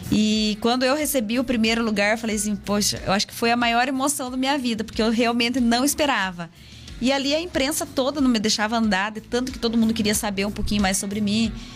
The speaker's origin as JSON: {"language": "Portuguese", "town": "Castro", "region": "Paraná", "country": "Brazil", "tie": "born or raised there", "said": "Eu nasci aqui em Castro, mas tá. fui criada lá, né? Sempre morei lá, lá na Paina"}